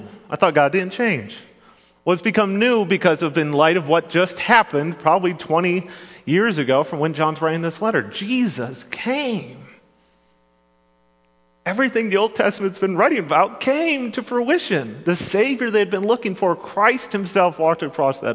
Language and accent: English; Grand Rapids, Michigan, United States; I grew up in Grand Rapids, Michigan, or surrounding areas